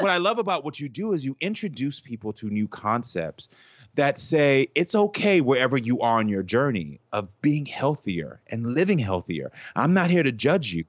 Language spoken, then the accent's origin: English; Texas, United States; growing up in the South